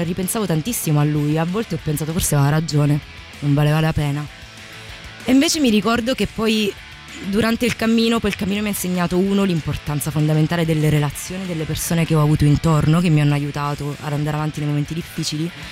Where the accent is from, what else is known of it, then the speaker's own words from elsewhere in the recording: Calabria, Italy; Io sono del sud, sono calabrese.